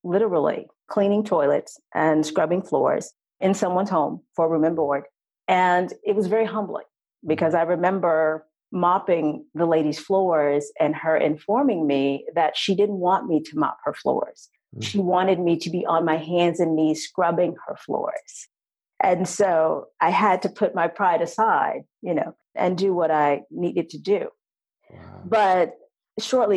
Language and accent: English; Texas, United States; I'm originally from Texas.